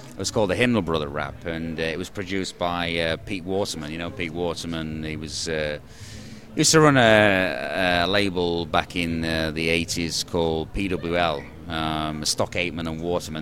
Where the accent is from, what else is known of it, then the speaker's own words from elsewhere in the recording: the north of England, United Kingdom; moved away; I'm from the United Kingdom, but originally from the north of England